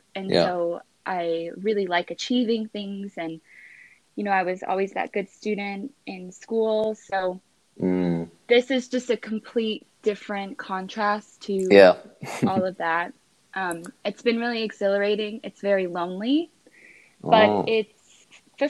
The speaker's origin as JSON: {"language": "English", "region": "East Coast", "country": "United States", "moved": "as an adult", "lives_now": "Los Angeles, United States", "said": "I'm originally from the East Coast and I've been in LA for 5 years."}